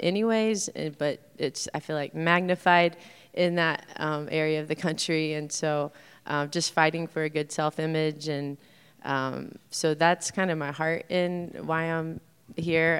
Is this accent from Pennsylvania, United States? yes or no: no; Indiana, United States; also born or lived in Los Angeles; now in Bloomington, United States; born and raised in Indiana, so both my husband and I are from Indiana